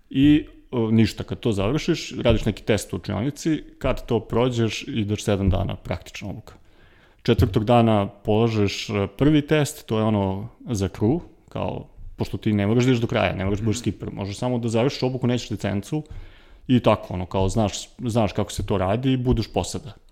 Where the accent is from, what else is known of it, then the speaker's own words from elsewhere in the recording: Kragujevac, Šumadija, Serbia; now in Belgrade, Serbia; ja sam rođen u Kragovicu, živim u Beogradu